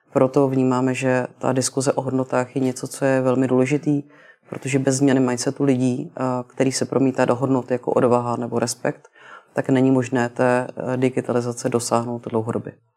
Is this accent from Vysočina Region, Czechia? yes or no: no; Prague, Czechia; jsem se narodila v Praze